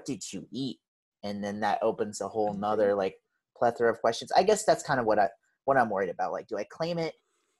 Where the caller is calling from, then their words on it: Seattle, Washington, United States; I'm calling in from Seattle, Washington, currently stuck in quarantine.